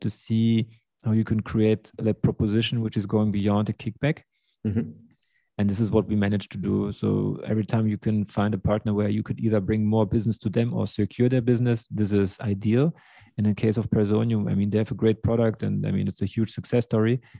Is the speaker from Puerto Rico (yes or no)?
no; Germany; also born or lived in Russia; I'm from Russia. Grew up in Germany.